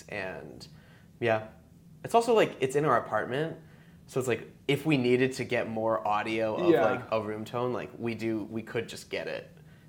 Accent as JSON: {"language": "English", "region": "Connecticut", "country": "United States", "moved": "yes", "said": "I'm from Connecticut"}